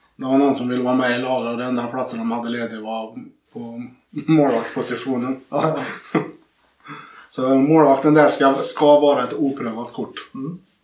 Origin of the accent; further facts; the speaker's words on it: Sunne, Värmland, Sweden; Jag är från Sunne